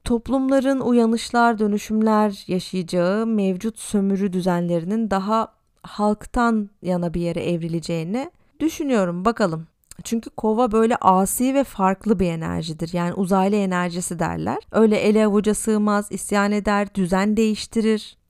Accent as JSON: {"language": "Turkish", "town": "Tarsus", "region": "Mersin", "country": "Turkey", "tie": "born or raised there", "also_born_or_lived": "Istanbul", "moved": "as an adult", "lives_now": "Berlin, Germany", "said": "Normalde Mersin'de yaşıyordum. Ailem orada. Tarsus'ta daha doğrusu"}